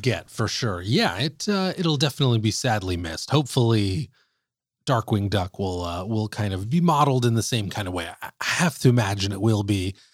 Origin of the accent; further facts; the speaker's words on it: Bay Area, California, United States; we're from, we're from the Bay Area up north